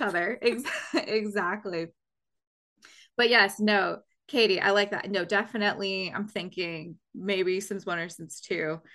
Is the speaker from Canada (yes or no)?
yes; Canada; I'm from Canada